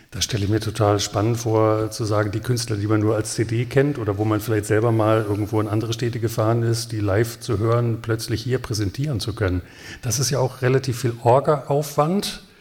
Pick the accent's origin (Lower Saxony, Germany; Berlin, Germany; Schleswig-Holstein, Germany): Lower Saxony, Germany; Hanover; Nun bin ich als Hannoveraner ja auch sehr häufig Gast schon dieses Festivals gewesen.